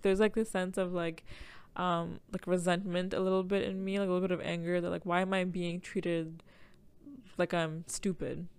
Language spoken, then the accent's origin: English; Toronto, Ontario, Canada; I grew up in Jane and Finch